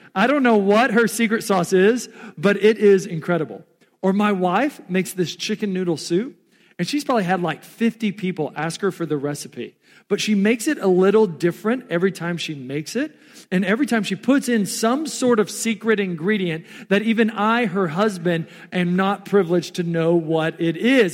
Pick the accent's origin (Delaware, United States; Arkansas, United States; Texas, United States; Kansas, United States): Texas, United States; also born or lived in Omaha, Nebraska; now in Council Bluffs, United States; I was born and raised in Texas.